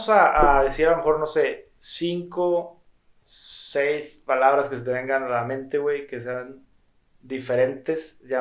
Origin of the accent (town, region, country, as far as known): Monterrey, Nuevo León, Mexico; accent: regio